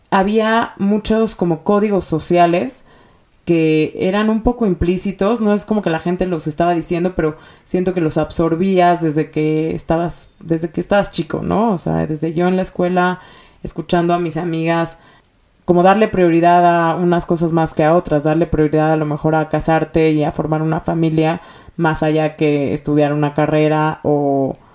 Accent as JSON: {"language": "Spanish", "region": "Mexico City", "country": "Mexico", "tie": "born there", "said": "tengo 33 años y em, nací en la Ciudad de México, eh, dentro de una familia judía que pertenece, bueno, más bien, que viene de Alepo, Siria."}